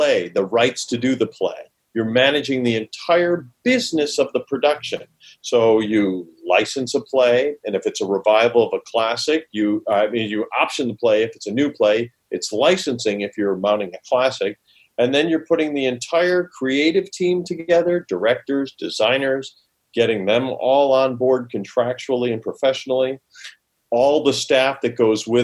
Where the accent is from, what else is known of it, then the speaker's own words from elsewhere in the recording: Rochester, New York, United States; moved away as an adult; also born or lived in Holland, Michigan / Charlottesville, Virginia; now in California, United States; growing up in Rochester, New York